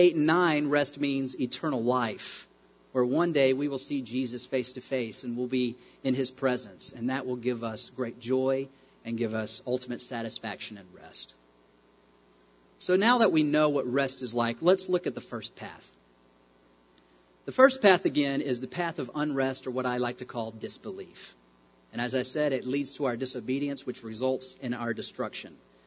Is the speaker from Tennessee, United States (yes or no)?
yes; Knoxville, Tennessee, United States; moved away; my hometown, Knoxville, Tennessee